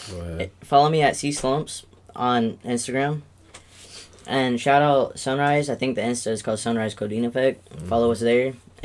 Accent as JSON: {"language": "English", "region": "Carolina", "country": "United States", "moved": "yes", "said": "I was originally from Carolina"}